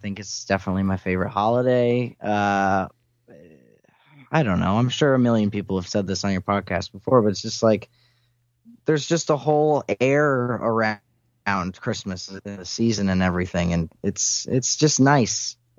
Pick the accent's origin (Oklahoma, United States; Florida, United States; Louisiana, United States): Florida, United States; I'm from Florida.